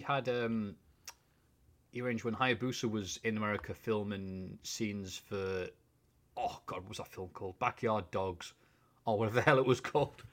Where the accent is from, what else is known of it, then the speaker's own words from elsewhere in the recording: Bishop Auckland, North East England, United Kingdom; I am from Bishop Auckland.